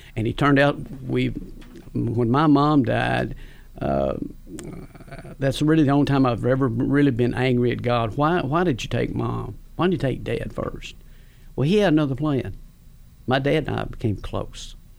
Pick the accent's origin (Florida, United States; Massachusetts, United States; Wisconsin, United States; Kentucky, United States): Kentucky, United States; Campbellsville; I grew up in Campbellsville. I was born and raised in Campbellsville.